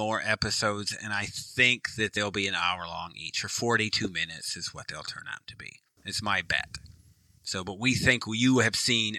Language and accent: English; Germany; now in Virginia Beach, United States; And then I came from Germany to Virginia Beach, and we were married in 90 days.